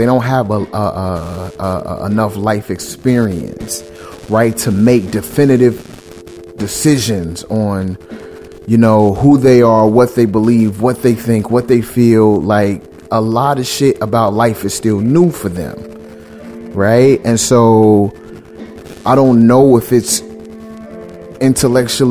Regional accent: Chicago, Illinois, United States; I grew up in Chicago

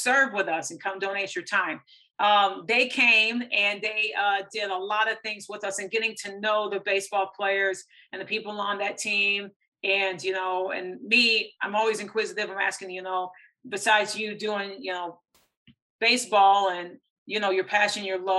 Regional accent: Michigan, United States; also born or lived in Plano, Texas; now in Texas, United States; I've gone to many baseball games from my hometown in my home state of Michigan

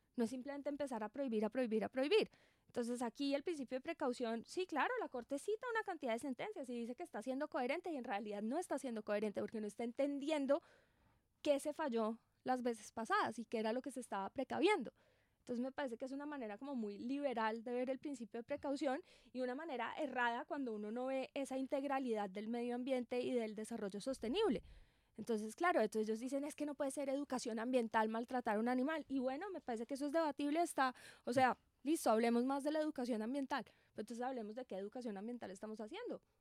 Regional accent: Colombia; nosotros como colombianos

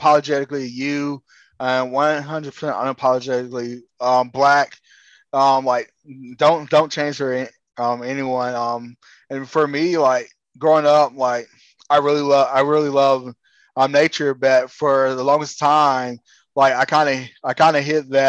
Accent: South Florida, United States; I grew up in the South Florida

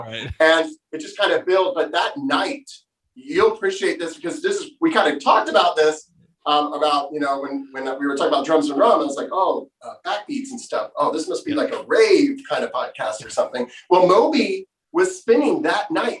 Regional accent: Florida, United States; moved away as an adult; I'm from Florida

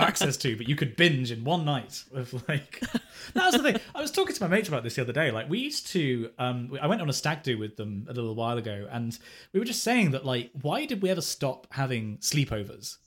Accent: England, United Kingdom; being, being English

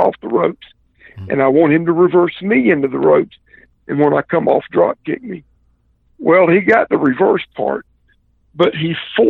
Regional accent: the South, United States; And I'm from the South, man, and we're, if something hurts, the way you fix it is you get a goodie powder.

